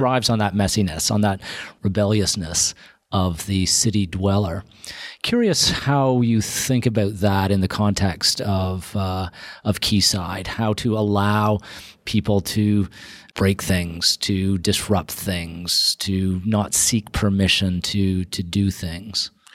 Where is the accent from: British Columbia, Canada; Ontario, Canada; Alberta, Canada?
Ontario, Canada; Toronto; I grew up in Toronto, uh, first part of my, uh, life in Scarborough